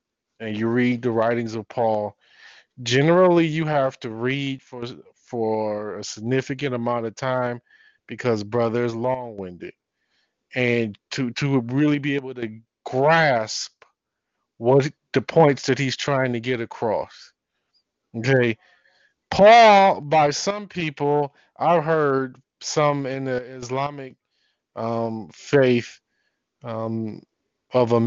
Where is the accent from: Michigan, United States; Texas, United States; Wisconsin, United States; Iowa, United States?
Michigan, United States; Detroit; I'm from Detroit.